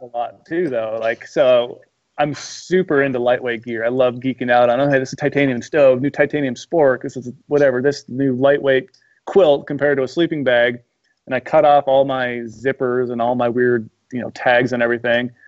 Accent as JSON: {"language": "English", "region": "Midwest", "country": "United States", "tie": "born or raised there", "also_born_or_lived": "Missoula, Montana", "moved": "as an adult", "said": "I grew up in the Midwest, so I'm used to hunting whitetails when I was, you know, in high school"}